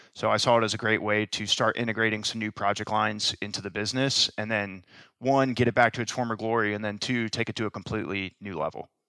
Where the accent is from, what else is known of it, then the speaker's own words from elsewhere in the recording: Tampa, Florida, United States; both born and raised in Tampa, both went to the University of Florida